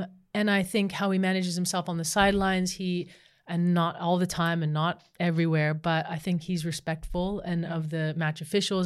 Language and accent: English; United States; now in Australia; when I was growing up in the States